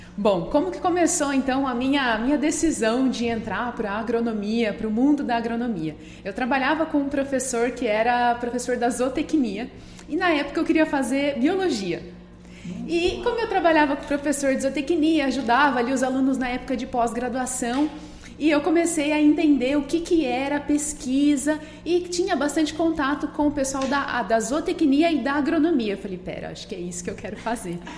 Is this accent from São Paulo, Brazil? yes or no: yes; interior of São Paulo, Brazil; moved away as an adult; now in Lucas do Rio Verde, Brazil; lá na minha cidade natal, né, no interior de São Paulo